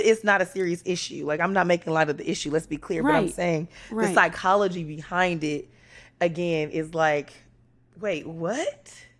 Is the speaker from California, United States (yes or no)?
yes; California, United States; And I was raised in California by a man from Mississippi and a woman from Texas.